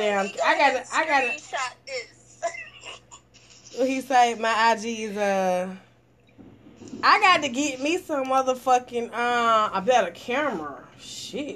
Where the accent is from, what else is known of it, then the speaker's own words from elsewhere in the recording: the South, United States; I'm from the South. I ain't never been to New York a day in my life.